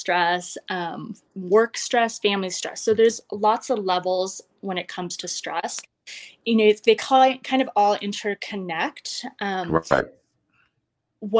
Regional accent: Western Slope, Colorado, United States; moved away as an adult; also born or lived in Boulder, Colorado / Las Vegas, Nevada; I grew up in Colorado, Southwestern Slope, very small town. And I actually am back here now in Montrose, Colorado

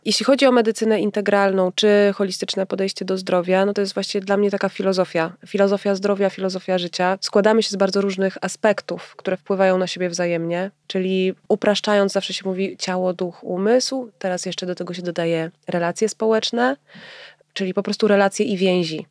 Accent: Warsaw, Masovian Voivodeship, Poland; ja się wychowałam w Wilanowie

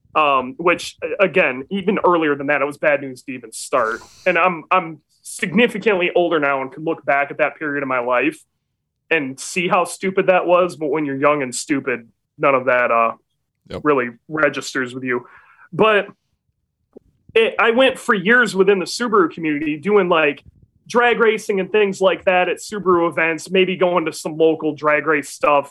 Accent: Muskegon, Michigan, United States; moved away; also born or lived in North Carolina; I grew up in Michigan. I'm from Michigan. I'm from the Muskegon area

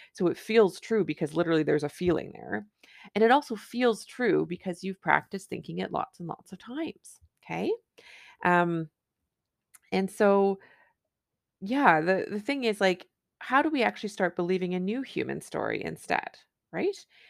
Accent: Canada; I'm a Canadian family physician

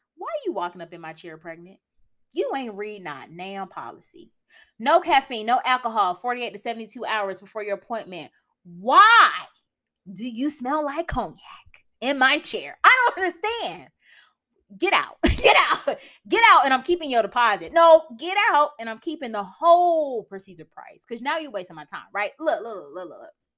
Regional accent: United States; I'm American

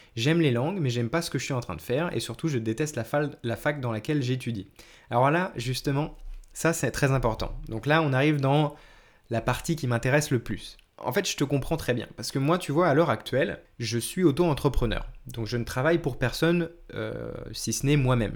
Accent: France; je suis français aussi

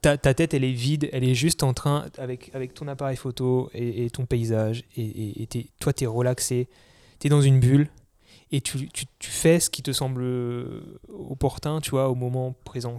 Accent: Alsace, Grand Est, France; moved away as an adult; also born or lived in Paris; je suis né en Alsace, j'ai toujours été en campagne et, j'y suis vraiment attaché

